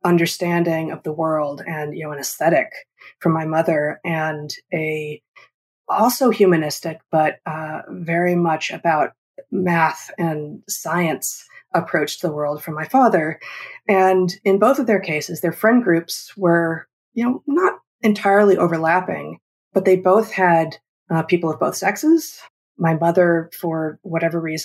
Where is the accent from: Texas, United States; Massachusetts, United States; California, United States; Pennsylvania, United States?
California, United States; Los Angeles; moved away; also born or lived in Ann Arbor, Michigan; I grew up in Los Angeles